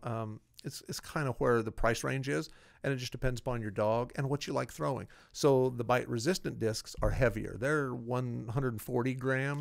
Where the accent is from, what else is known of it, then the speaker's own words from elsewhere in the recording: Iowa, United States; I grew up in Iowa